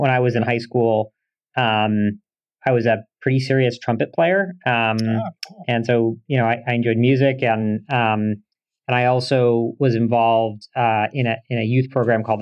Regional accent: Portland, Maine, United States; I grew up in Portland, Maine, which is a great place to raise a family. It's actually where I live now

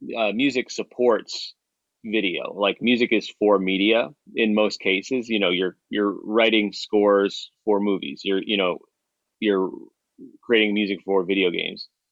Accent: Chicago, Illinois, United States; now in Nashville, United States; I grew up in Chicago

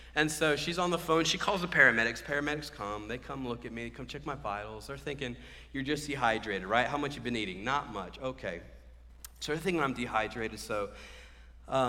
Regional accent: Cary, North Carolina, United States; I'm from Cary, so I'm more this area

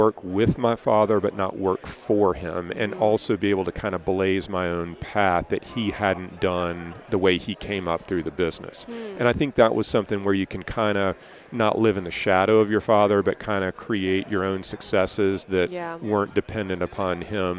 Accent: Columbia, South Carolina, United States; I grew up in Columbia, South Carolina

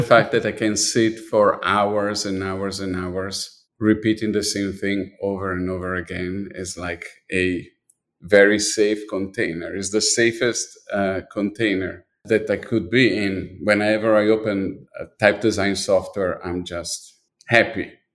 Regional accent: Milan, Lombardy, Italy; moved away; I was born in Milan and I was definitely dipped my body, my, my life, everything was really dipped in design. I was living in a street that had at least four or five design store

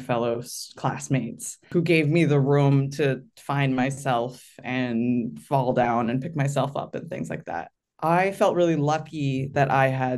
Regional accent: San Francisco Bay Area, California, United States; I grew up in the San Francisco Bay Area

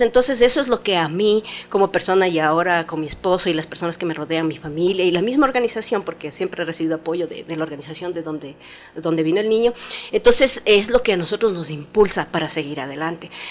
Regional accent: Ecuador; Nosotros, por ejemplo, como ecuatorianos

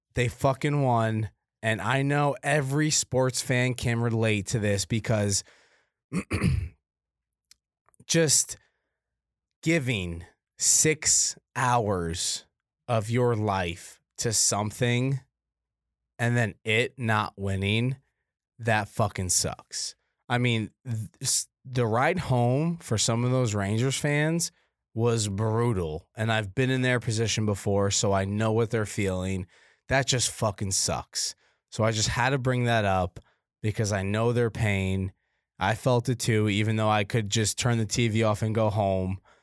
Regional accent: Canada; moved away; I'm Canadian.

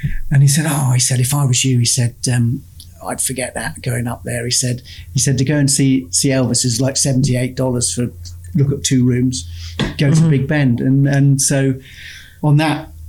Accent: England, United Kingdom; as we're English or British

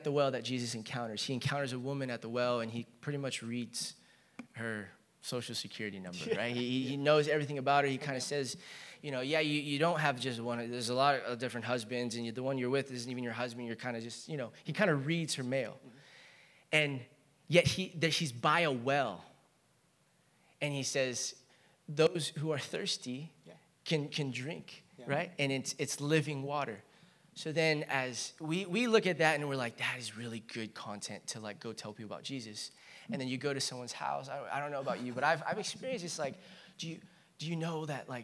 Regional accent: Chino, California, United States; I grew up in Chino.

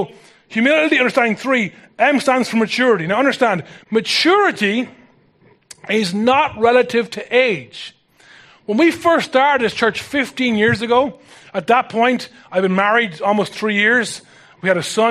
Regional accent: Ireland; as an Irish person

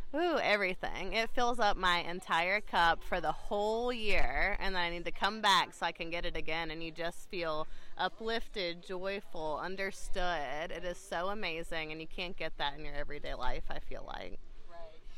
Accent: Raleigh, North Carolina, United States; I'm from Raleigh, North Carolina.

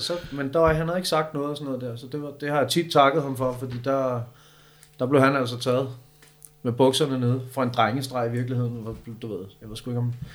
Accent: Copenhagen, Capital Region of Denmark, Denmark; also born or lived in Østerbro; hvor er du fra? Så siger jeg bare Amager.

